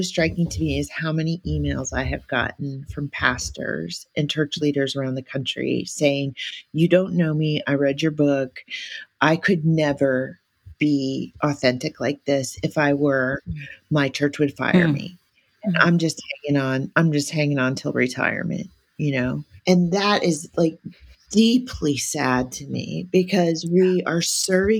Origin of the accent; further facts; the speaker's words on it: Hawaii, United States; I'm Hawaiian. I'm from Hawaii.